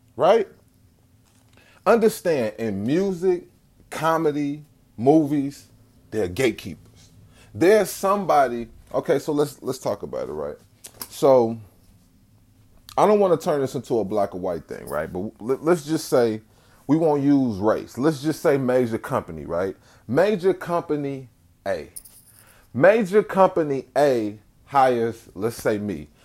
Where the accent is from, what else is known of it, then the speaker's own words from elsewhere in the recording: Chicago, Illinois, United States; I'm from Chicago